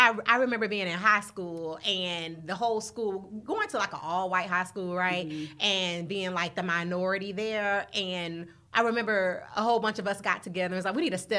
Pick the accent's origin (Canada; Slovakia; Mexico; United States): United States; Florida; moved away as an adult; now in Los Angeles, United States; I'm from Florida.